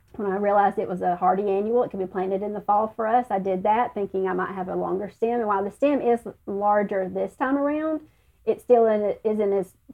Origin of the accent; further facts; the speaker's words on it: the South, United States; accent: southern; My southern accent sometimes, that's